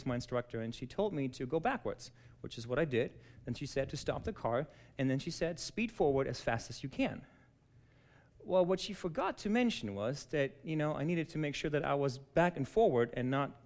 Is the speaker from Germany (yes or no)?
yes; Germany; moved away as an adult; now in United States; I was born and raised in Germany